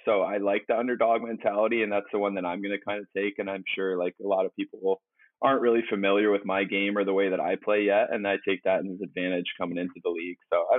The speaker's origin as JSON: {"language": "English", "region": "East Coast", "country": "United States", "tie": "born or raised there", "said": "I grew up on the East Coast, but I've kind of gotten away from the winters there."}